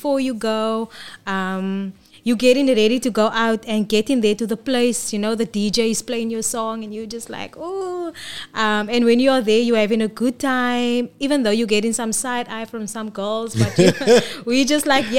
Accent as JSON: {"language": "English", "town": "Cape Town", "region": "Western Cape", "country": "South Africa", "tie": "born or raised there", "said": "I've been there my whole life. The church people, everybody literally knows who I am. So I'm proud to say I'm from Bishop Lavis"}